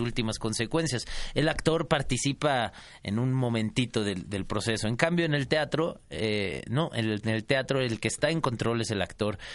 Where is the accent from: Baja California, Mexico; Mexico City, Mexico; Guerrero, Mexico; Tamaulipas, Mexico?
Mexico City, Mexico; Nací en la Ciudad de México, soy chilango